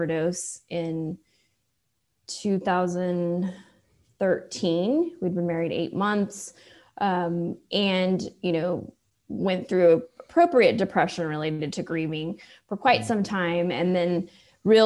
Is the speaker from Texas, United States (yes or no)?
yes; Austin, Texas, United States; also born or lived in Iceland; I was actually born in Iceland and then have been in Austin since I was two